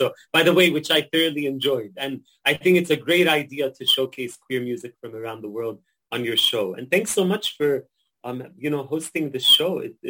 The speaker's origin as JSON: {"language": "English", "country": "Palestine", "tie": "born or raised there", "moved": "yes", "lives_now": "Atlanta, United States", "said": "I live in the U.S. now in Atlanta, as you mentioned, but I grew up in Palestine. Many of my family still live there."}